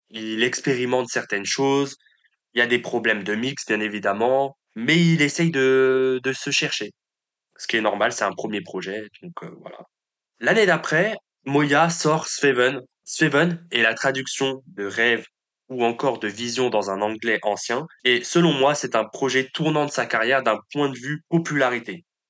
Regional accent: Paris, Île-de-France, France; En tant que Parisien

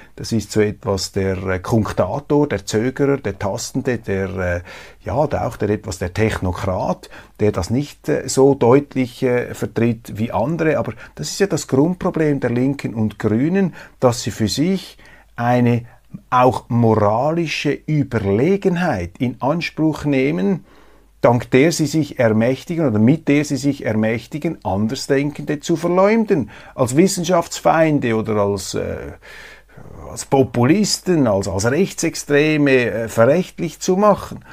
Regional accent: Switzerland; als Schweizer

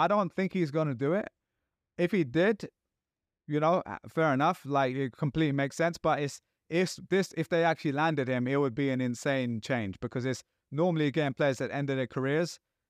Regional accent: London, United Kingdom; now in New York, United States; I'm a New Yorker now, but I'm always a Londoner.

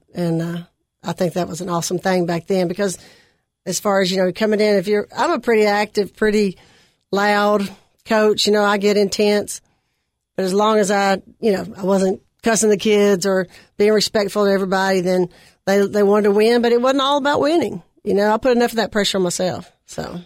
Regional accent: Nashville, Tennessee, United States; also born or lived in Cookeville, Tennessee; I grew up in West Nashville

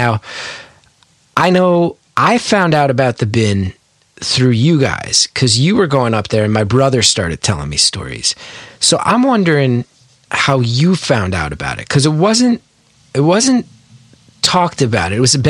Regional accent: New Jersey, United States

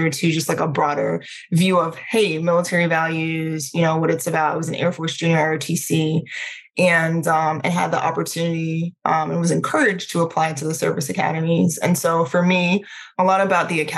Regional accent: Prince George's County, Maryland, United States; also born or lived in Trinidad; I am originally from Trinidad. I was born on the sunny island of Trinidad. We immigrated to the U.S. when I was a kid, when I was around 8 years old, to Maryland. So I grew up in Prince George's County.

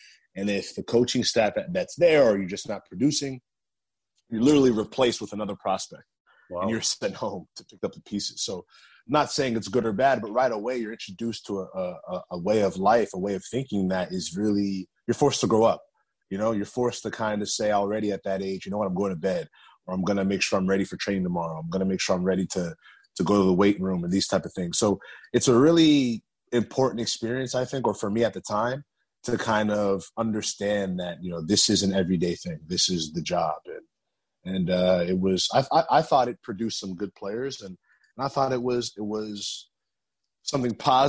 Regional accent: New Jersey, United States; born there; I was born in New Jersey and I had an incredible amount of family in New Jersey.

